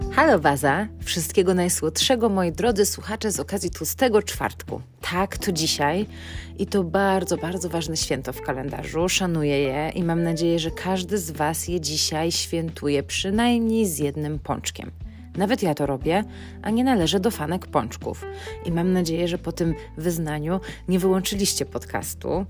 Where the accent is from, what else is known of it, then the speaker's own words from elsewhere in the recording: Poland; naszą rodzinę w Polsce